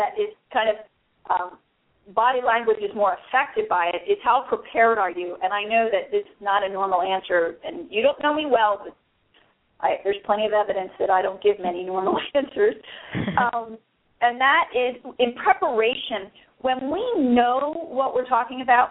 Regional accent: Philadelphia, Pennsylvania, United States; I'm from Philly

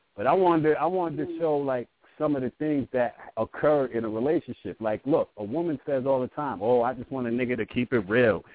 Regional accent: Brooklyn, New York, United States; I'm from Brooklyn, so you know, back in the '90s, we was heavy on the on the Tims

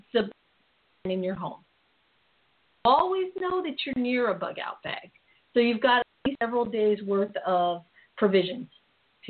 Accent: Philippines; I'm Filipino

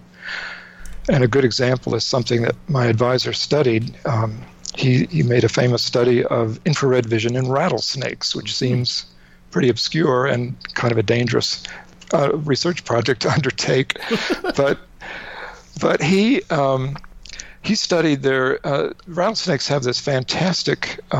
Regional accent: North Carolina, United States; I grew up in North Carolina. My parents were from New York and Rhode Island. But I grew up in North Carolina

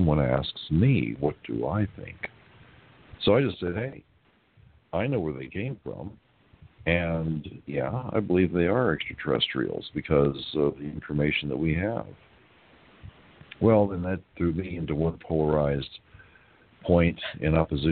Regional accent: United States; also born or lived in Lima, Peru; we're from the United States

